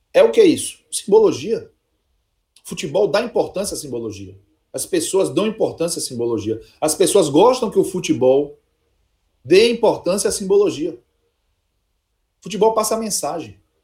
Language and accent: Portuguese; Salvador, Bahia, Brazil; eu nasci no Santo Isabel, em Nazaré